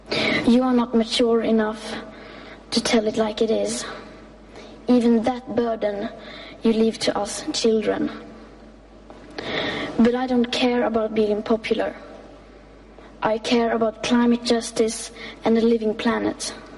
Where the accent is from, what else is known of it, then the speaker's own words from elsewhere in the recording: Sweden; English is a second language; I am 15 years old and I'm from Sweden.